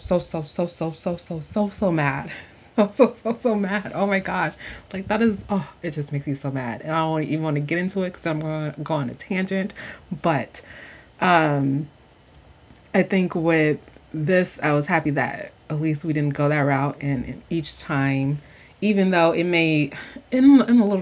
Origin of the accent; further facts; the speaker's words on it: United States; being an American